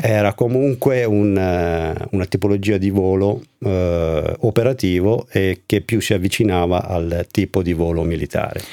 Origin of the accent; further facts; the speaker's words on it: Val di Fiemme, Trentino-Alto Adige, Italy; dove abitiamo noi, dove io sono originario, la Val di Fiemme, il Trentino in generale